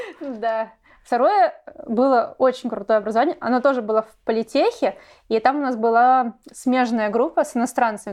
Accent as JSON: {"language": "Russian", "region": "Saint Petersburg", "country": "Russia", "said": "я из Петербурга, и Э, вуз — это политехнический университет"}